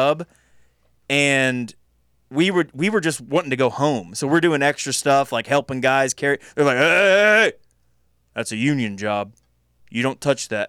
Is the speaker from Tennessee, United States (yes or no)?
yes; Tennessee, United States; we're from Tennessee